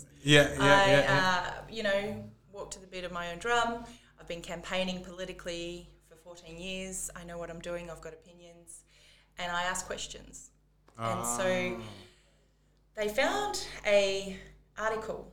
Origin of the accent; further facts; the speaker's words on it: Transylvania, Romania; now in Australia; I was born in Transylvania.